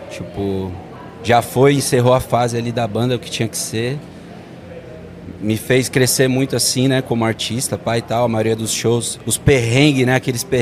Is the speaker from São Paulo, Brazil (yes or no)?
yes; Guarulhos, São Paulo, Brazil; Sou lá de Guarulhos.